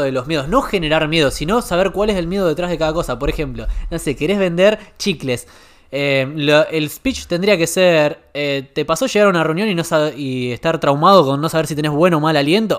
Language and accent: Spanish; Argentina; vinimos de Argentina con un emprendimiento gastronómico familiar, que es de la familia de Mauro